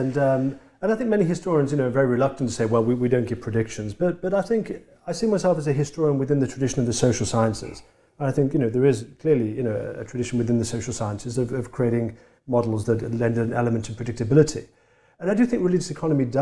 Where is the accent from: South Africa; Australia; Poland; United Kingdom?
United Kingdom; Tipton, West Midlands; moved away; in the area I grew up in England. I'm from a town that not many of us got out of. I'm from a town called Tipton